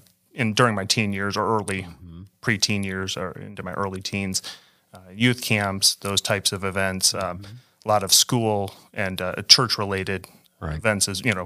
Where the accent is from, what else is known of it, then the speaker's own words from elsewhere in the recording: Michigan, United States; So I grew up in West Michigan and grew up in a Christian home, was raised in the church